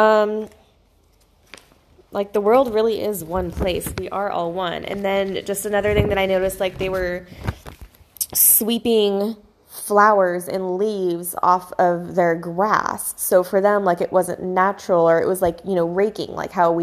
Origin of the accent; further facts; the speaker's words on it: California, United States; growing up in America and in California